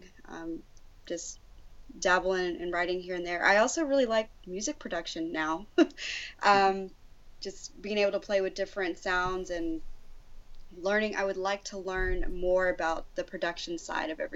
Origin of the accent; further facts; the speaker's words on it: El Paso, Texas, United States; the El Paso Jazz Ensemble back in my hometown